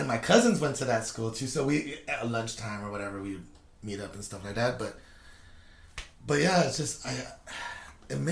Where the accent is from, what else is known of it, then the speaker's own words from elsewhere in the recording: California, United States; moved away; when I went back 2 years ago to my old house in California, it looked like the hood